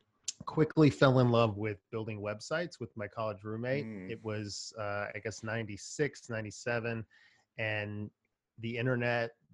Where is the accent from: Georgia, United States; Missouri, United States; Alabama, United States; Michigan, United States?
Georgia, United States; Stone Mountain; also born or lived in Chicago, Illinois; the four of us growing up in Stone Mountain, Georgia